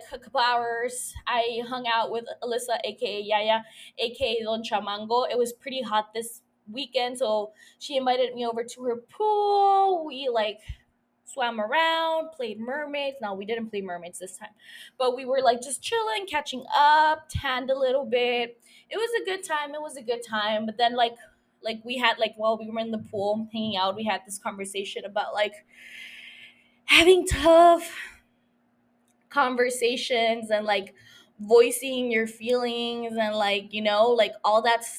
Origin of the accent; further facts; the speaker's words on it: Calexico, California, United States; now in San Diego, United States; I had gone down to my hometown, to Calexico